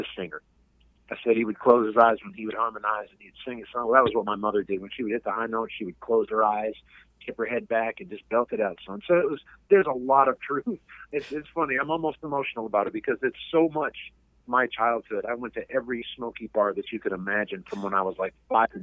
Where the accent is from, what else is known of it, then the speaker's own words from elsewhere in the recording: Vermont, United States; I'm a guy from Vermont